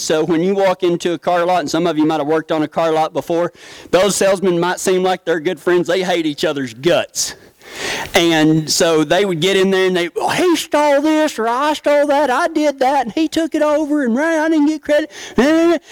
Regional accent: Big Lake, Texas, United States; growing up in the small town of Big Lake, Texas

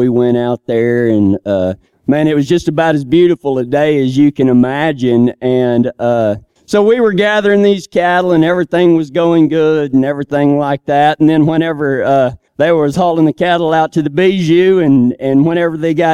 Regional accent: Texas, United States; moved away; I'm from Texas

